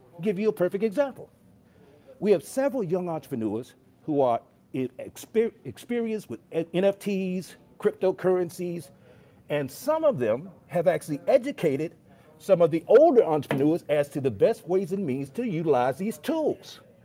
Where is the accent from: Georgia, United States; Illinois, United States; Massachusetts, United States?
Illinois, United States; Chicago; moved away; I'm from Chicago, and I'm actually on my way to Chicago right now to see my mother